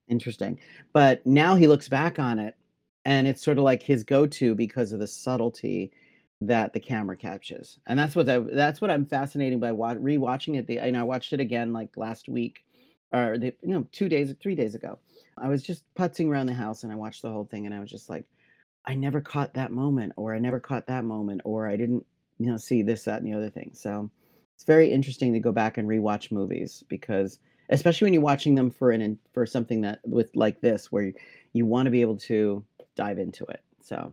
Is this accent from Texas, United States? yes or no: no; New York City, New York, United States; gay man growing up in New York City